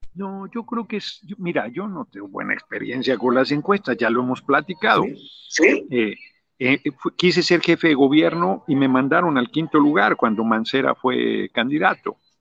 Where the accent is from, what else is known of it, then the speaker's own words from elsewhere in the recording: Mexico City, Mexico; also born or lived in Morelos; yo nací en el DF